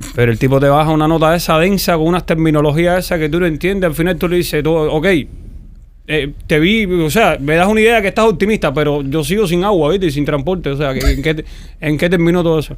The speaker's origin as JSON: {"language": "Spanish", "region": "Pinar del Río", "country": "Cuba", "said": "soy de Pinal"}